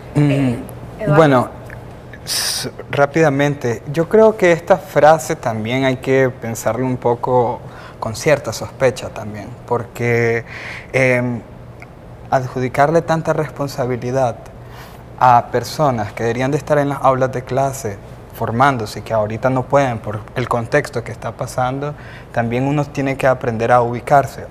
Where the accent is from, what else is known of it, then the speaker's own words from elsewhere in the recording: Nicaragua; debemos de hacer como ciudadanos, como ciudadanas nicaragüenses